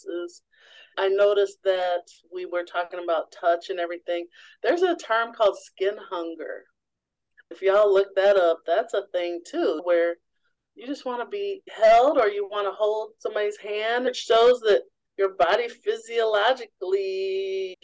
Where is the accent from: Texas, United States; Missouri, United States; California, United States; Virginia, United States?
Missouri, United States; I grew up in the Show Me State in Missouri